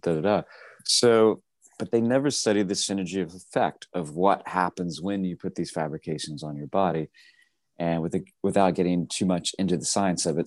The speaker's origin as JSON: {"language": "English", "region": "Tennessee", "country": "United States", "tie": "born or raised there", "said": "I grew up in Tennessee, horse farm."}